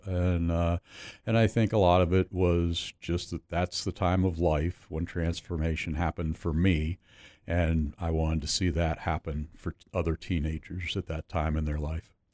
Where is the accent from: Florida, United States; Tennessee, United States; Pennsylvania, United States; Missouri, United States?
Pennsylvania, United States; Pittsburgh; Grew up in Pittsburgh, southwestern Pennsylvania